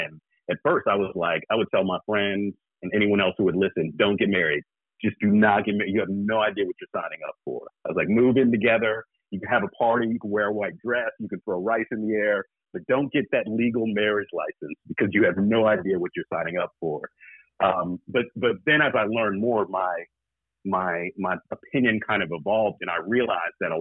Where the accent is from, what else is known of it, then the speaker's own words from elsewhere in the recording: the South, United States; I'm from the South